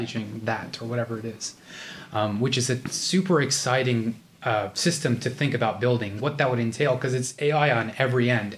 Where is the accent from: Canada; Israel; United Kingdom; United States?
United States; we're both Indian American. Um, although I'm like a fake, you know, A B C D